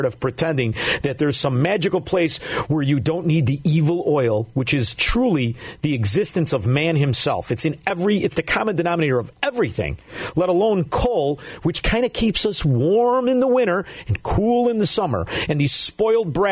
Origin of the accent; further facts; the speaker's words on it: suburb outside of Chicago, Illinois, United States; I grew up in a scumbag suburb outside of Chicago